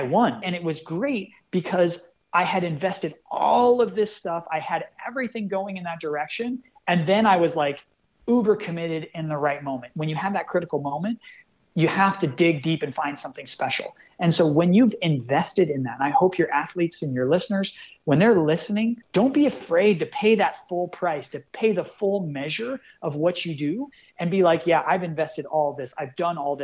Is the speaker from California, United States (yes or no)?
yes; Northern California, United States; growing up in Northern California